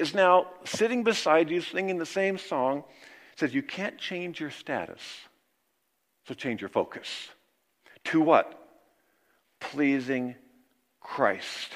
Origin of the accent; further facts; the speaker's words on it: Kansas, United States; moved away; in my hometown in Kansas. You know, we kind of all grew up together